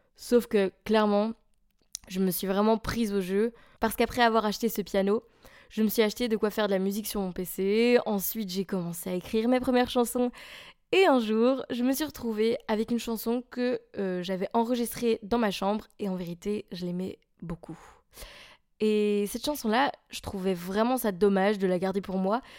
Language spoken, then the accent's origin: French; a small village near Charleroi, Wallonia, Belgium; moved away as an adult; also born or lived in Maastricht; now in Brussels, Belgium; je suis belge. J'habite à Bruxelles et anciennement je vivais dans un petit village tout paumé près de Charleroi